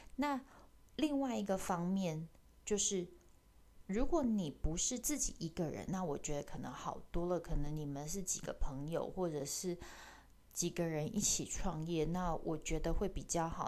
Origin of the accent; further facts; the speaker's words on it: Taichung, Taiwan; also born or lived in Paris, France / United Kingdom; 我是台中人